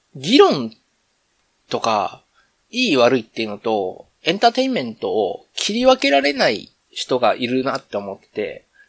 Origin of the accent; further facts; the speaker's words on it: Kansai, Japan; accent: Kansai-ben; めっちゃ関西弁出ちゃったけど